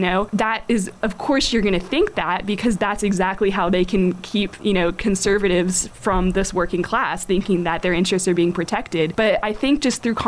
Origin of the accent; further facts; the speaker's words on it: the South, United States; I grew up in the South, so naturally my parents are Republicans.